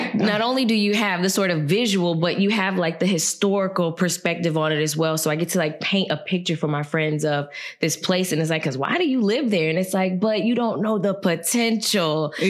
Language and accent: English; Gary, Indiana, United States; moved away as an adult; now in Lafayette, United States; Like growing up in Gary, I definitely feel like there was a sort of freedom in it.